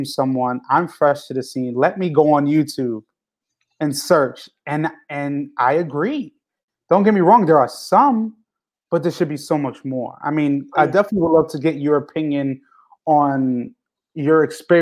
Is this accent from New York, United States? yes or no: yes; New York, United States; I'm coming from New York